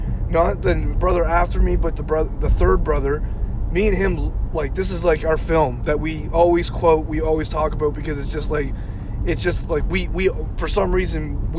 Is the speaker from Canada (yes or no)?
yes; Canada